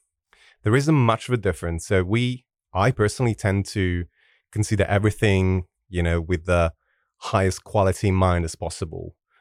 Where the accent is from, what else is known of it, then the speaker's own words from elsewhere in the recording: Italy; English is a second language; Yeah, I'm originally from Italy. That's where I'm from. I'm currently living in Sardinia, which is the beautiful island in the middle of the Mediterranean Sea.